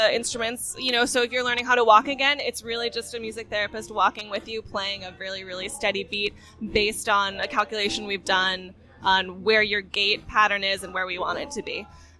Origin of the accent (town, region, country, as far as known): Connecticut, United States; now in Boston, United States